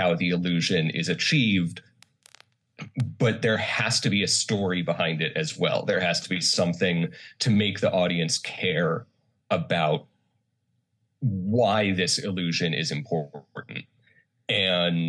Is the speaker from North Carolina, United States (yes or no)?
yes; Charlotte, North Carolina, United States; moved away as an adult; also born or lived in Connecticut / South Korea; now in Los Angeles, United States; I grew up in North Carolina, in Charlotte.